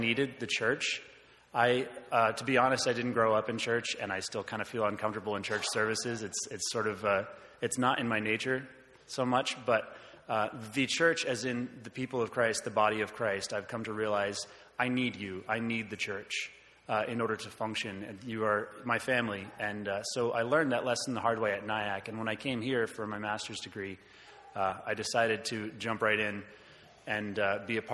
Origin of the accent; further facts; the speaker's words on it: North Carolina, United States; moved away as an adult; now in Houghton, United States; I'm from North Carolina